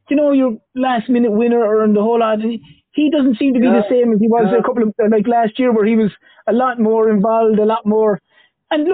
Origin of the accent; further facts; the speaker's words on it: Ireland; being an Irish boy